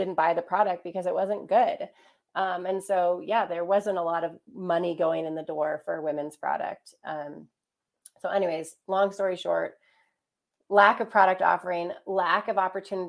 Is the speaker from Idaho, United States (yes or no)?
yes; Ketchum, Idaho, United States; my hometown of Ketchum, Idaho